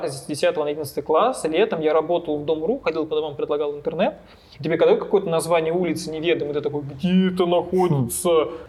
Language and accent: Russian; Ryazan, Ryazan Oblast, Russia; из Рязани, единственный не знаю про Рязанский Лас-Вегас.